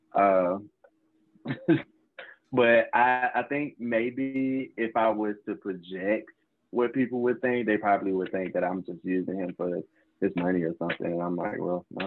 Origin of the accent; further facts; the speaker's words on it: Charlotte, North Carolina, United States; now in Winston-Salem, United States; I'm originally from Charlotte, North Carolina. Uh, grew up in a small county as well. Um, I now live in Winston Salem, North Carolina.